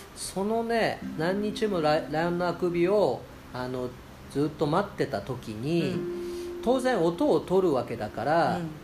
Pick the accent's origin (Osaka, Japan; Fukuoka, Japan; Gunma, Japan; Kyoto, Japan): Fukuoka, Japan; Iizuka; 僕が生まれた飯塚の方言なんですよね